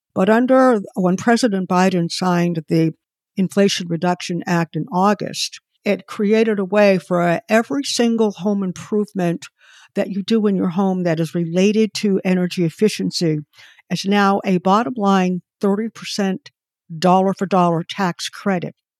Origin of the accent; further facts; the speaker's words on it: Boston, Massachusetts, United States; moved away as an adult; now in Connecticut, United States; where I live in Connecticut, and Boston is my hometown